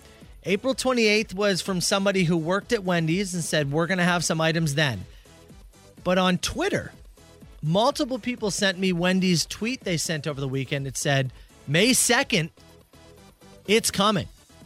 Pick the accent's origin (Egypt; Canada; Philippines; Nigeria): Canada; I heard back, and they said no, because I'm Canadian, they cannot do the procedure.